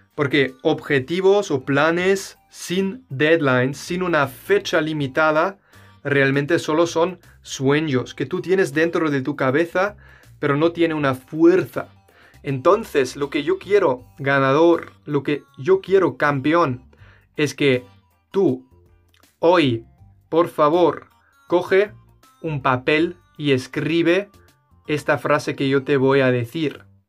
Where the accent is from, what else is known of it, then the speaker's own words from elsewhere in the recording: Germany; Spanish is a second language; Yo, siendo un alemán